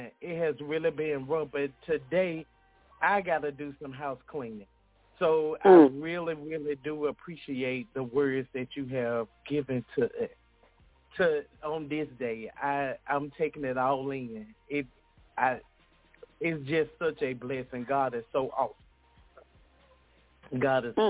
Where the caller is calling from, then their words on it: Durham, North Carolina, United States; I am listening in from Durham, North Carolina.